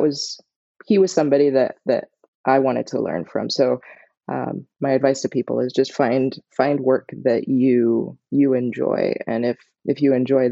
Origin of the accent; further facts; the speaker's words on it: Barbados; moved away; I grew up in Barbados